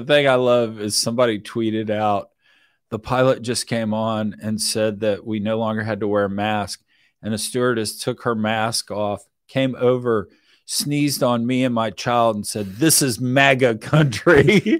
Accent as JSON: {"language": "English", "town": "Richmond", "region": "Texas", "country": "United States", "tie": "born or raised there", "said": "I grew up down in Richmond, Texas"}